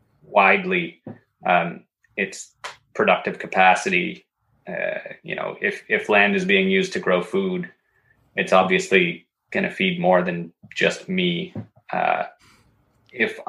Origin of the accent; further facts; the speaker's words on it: Northern Ontario, Canada; now in Quebec, Canada; I grew up in part of Northern Ontario that's very forested